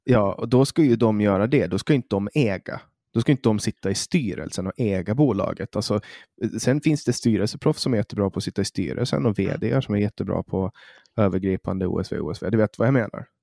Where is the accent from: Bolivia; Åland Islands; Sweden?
Åland Islands